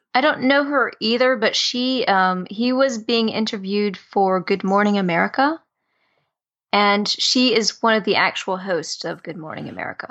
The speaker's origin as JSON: {"language": "English", "region": "the South", "country": "United States", "tie": "born or raised there", "said": "I grew up in the South"}